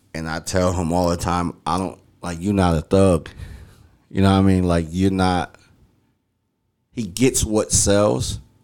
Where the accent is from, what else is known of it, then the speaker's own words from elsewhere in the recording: Philadelphia, Pennsylvania, United States; growing up in Philly